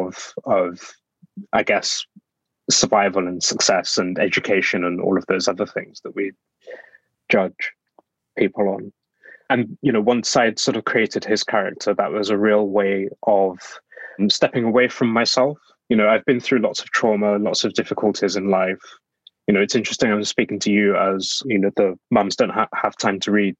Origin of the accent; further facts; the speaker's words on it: Black Country, West Midlands, United Kingdom; now in London, United Kingdom; I'm from the Black Country, which is an area in the West Midlands